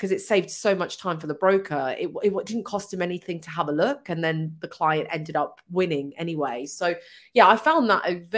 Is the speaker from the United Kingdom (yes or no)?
yes; Hitchin, East of England, United Kingdom; I'm from Hitchin.